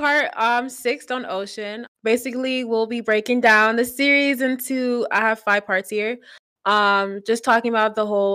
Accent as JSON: {"language": "English", "region": "Pennsylvania", "country": "United States", "moved": "yes", "lives_now": "Florida, United States", "said": "I'm from Pennsylvania. I just live in Florida"}